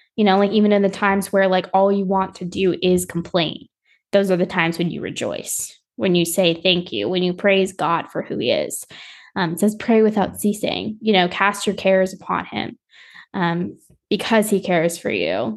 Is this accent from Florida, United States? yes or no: yes; South Florida, United States; I grew up in South Florida, so we were, like, by Miami